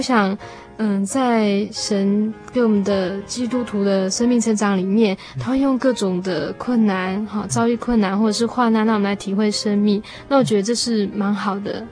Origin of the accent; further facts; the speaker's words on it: Taiwan; 我们台湾